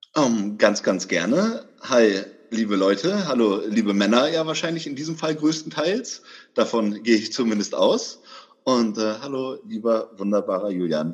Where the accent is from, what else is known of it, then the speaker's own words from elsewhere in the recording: Bremen, Germany; also born or lived in Hamburg; now in Berlin, Germany; Ich komme ursprünglich aus dem Norden Deutschlands. Ich komme aus Bremen, habe auch ganz viel Zeit meines Lebens in Hamburg verbracht.